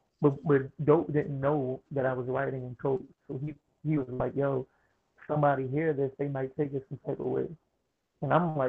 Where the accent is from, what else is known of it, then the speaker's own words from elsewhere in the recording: Baltimore, Maryland, United States; Growing up in Baltimore